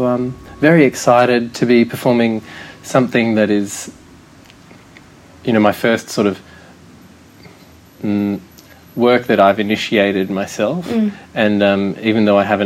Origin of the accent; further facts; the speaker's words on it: Perth, Western Australia, Australia; moved away as an adult; now in Sydney, Australia; I'm from Perth, and I moved to Sydney in 2009